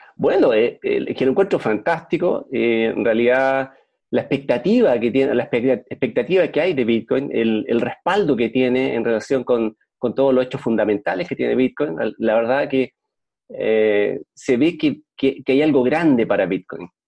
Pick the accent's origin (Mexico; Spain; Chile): Chile; Yo soy chileno y vivo en Puerto Montt